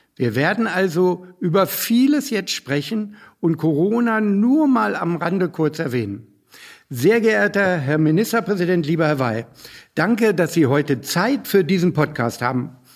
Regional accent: Hanover, Lower Saxony, Germany; als Hannoveraner

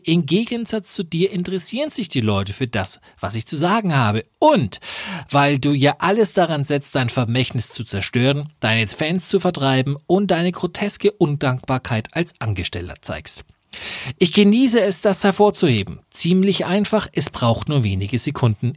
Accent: Nuremberg, Bavaria, Germany; als Nürnberger

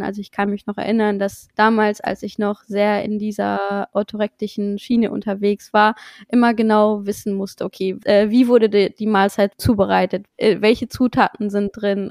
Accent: Luxembourg; moved away as an adult; now in Cologne, Germany; ich komme ursprünglich aus Luxemburg, wie vielleicht schon einige wissen, und wohne aber mittlerweile seit zweieinhalb Jahren in Köln

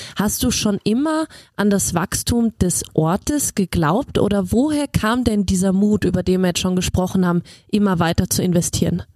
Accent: Germany; ich als Deutsche

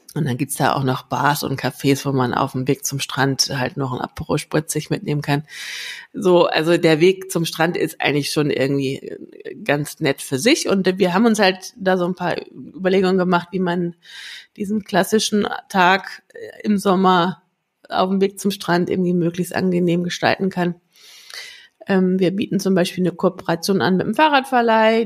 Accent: the North, Northern Germany, Germany; hier bei uns im Norden

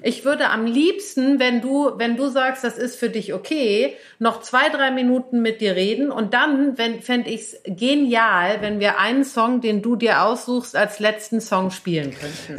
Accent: Cologne, North Rhine-Westphalia, Germany; moved away as an adult; now in Berlin, Germany; bin ich aufgewachsen in Köln

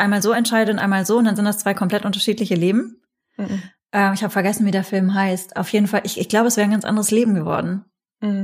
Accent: North Rhine-Westphalia, Germany; ich bin in der Nähe von Holland aufgewachsen

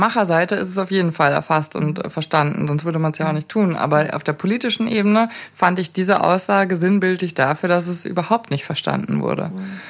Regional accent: Munich, Bavaria, Germany; ich bin geboren in München

